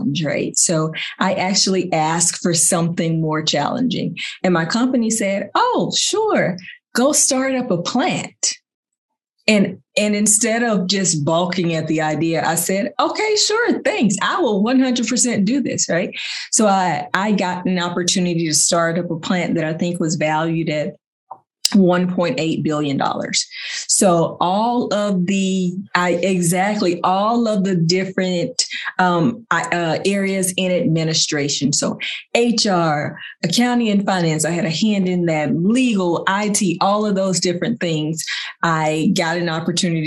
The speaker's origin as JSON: {"language": "English", "country": "United States", "said": "I'm an American down here in this country"}